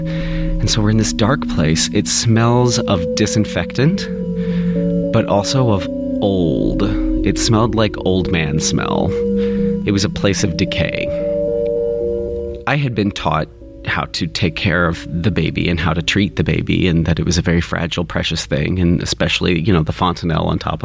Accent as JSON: {"language": "English", "region": "Kentucky", "country": "United States", "tie": "born or raised there", "said": "I grew up in Kentucky"}